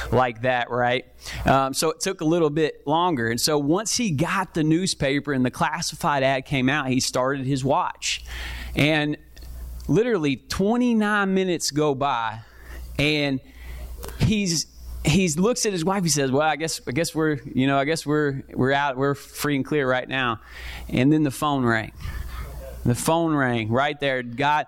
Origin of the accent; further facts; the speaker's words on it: Kentucky, United States; moved away as an adult; now in Columbia, United States; I'm from Kentucky, moved here about a year and a half ago